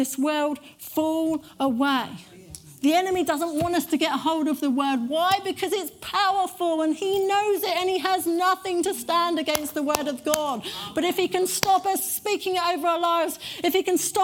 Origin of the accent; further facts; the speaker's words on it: United Kingdom; we're very British